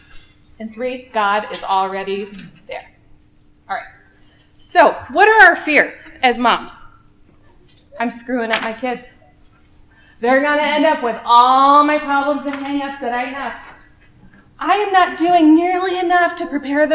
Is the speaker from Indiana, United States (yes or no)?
no; Omaha, Nebraska, United States; moved away as an adult; now in Lincoln, United States; Born and raised in Omaha.